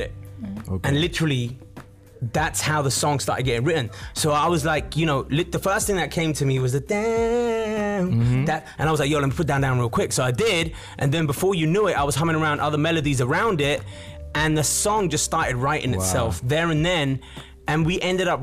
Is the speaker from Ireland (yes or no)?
no; United Kingdom; I'm actually a British-born Indian. So my parents are from India